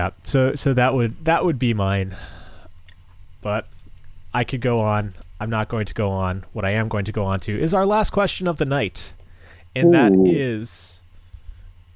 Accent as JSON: {"language": "English", "region": "Massachusetts", "country": "United States", "tie": "born or raised there", "moved": "yes", "said": "Back close to my hometown in Massachusetts"}